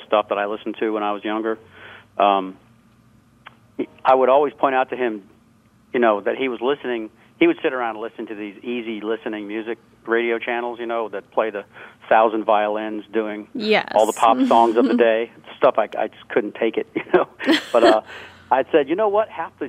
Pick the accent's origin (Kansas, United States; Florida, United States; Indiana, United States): Florida, United States; Jacksonville; now in New England, United States; I'm originally from Jacksonville, Florida, but I live in New England now